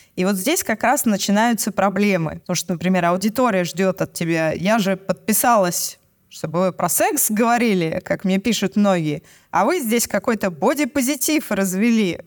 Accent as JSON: {"language": "Russian", "region": "Moscow", "country": "Russia", "said": "У нас в Москве, я из Москвы"}